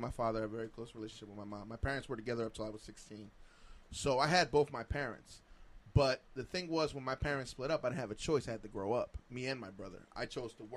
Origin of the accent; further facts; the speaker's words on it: Dominican Republic; moved away; So I was born in Dominican Republic